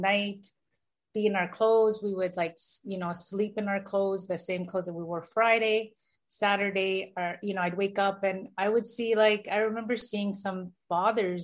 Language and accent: English; Toronto, Ontario, Canada; I was born in Toronto, Toronto, Canada. I was brought up in Toronto as well